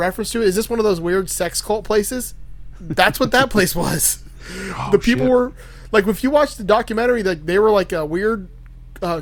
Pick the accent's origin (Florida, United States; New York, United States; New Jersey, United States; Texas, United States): Florida, United States; Miami; now in Gainesville, United States; I grew up in Miami